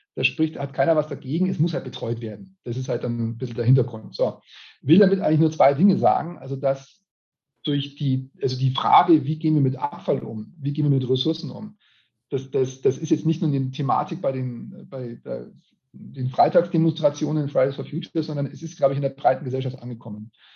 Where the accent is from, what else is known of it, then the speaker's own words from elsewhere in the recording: Regensburg, Bavaria, Germany; ich bin Regensburger